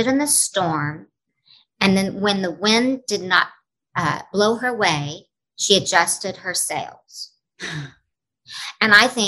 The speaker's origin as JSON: {"language": "English", "region": "Oklahoma", "country": "United States", "tie": "born or raised there", "also_born_or_lived": "Los Angeles / Nashville", "moved": "as an adult", "lives_now": "New York, United States", "said": "I have a camp in my hometown, a Broadway boot camp"}